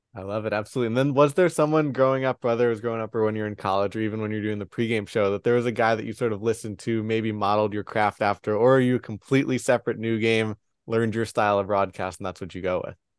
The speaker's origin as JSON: {"language": "English", "region": "New York", "country": "United States", "said": "as a New Yorker."}